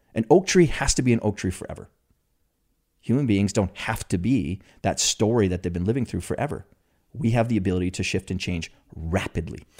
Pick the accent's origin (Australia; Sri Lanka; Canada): Canada; me being a Canadian, you know, huge hockey country